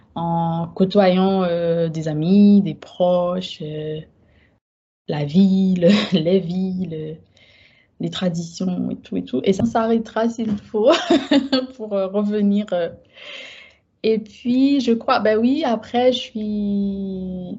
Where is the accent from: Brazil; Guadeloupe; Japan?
Guadeloupe; moved away as an adult; also born or lived in Haiti; now in France; Je suis née en Guadeloupe, mes parents sont haïtiens, mais euh, j'ai été élevée vraiment, vraiment dans un cocon plutôt haïtien.